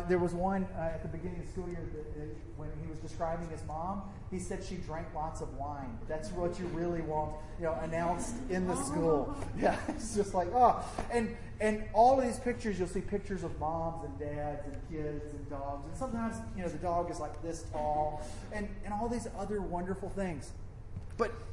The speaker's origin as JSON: {"language": "English", "region": "the South", "country": "United States", "accent": "southern", "said": "my southern accent"}